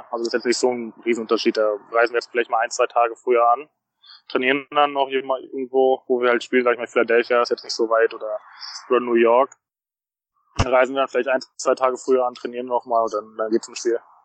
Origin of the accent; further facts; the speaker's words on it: Berlin, Germany; moved away as an adult; also born or lived in United States; now in Cincinnati, United States; Berlin ist auch meine Heimat, ähm, mein, mein Kindheitsverein.